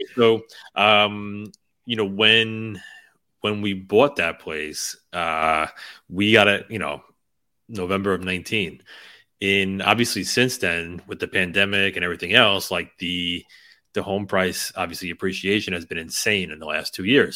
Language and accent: English; United States; we grew up right outside of New York City